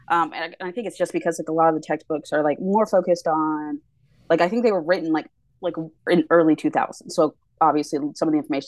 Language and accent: English; Waxahachie, Texas, United States; born there; I was born in Waxahachie, Texas.